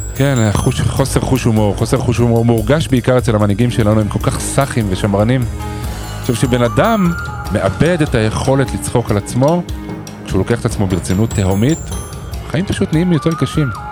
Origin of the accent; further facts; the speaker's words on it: Israel; אנחנו ישראלים